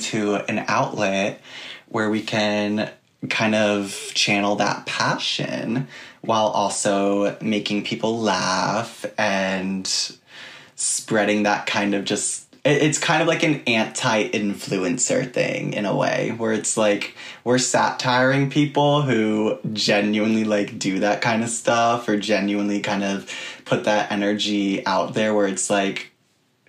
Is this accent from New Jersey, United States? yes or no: yes; Hillsborough, New Jersey, United States; now in New York City, United States; I grew up in Hillsboro, New Jersey, which is like a suburb, very, very suburban area outside of New York, probably like an hour away.